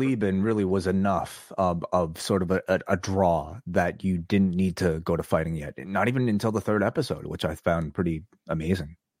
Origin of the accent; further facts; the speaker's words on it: Toronto, Ontario, Canada; a Canadian, eh, eh, from Toronto